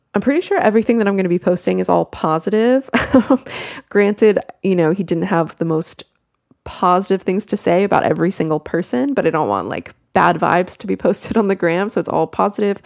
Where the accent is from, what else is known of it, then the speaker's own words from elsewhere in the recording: United States; accent: American; if you could not tell by my accent, I am American